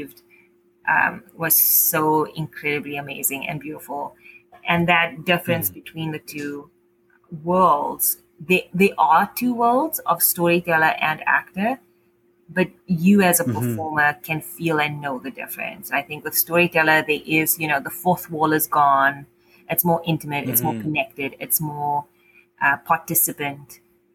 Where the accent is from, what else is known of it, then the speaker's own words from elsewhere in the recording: South Africa; also born or lived in Cape Town; now in Ottawa, Canada; my experience in Cape Town or growing up in South Africa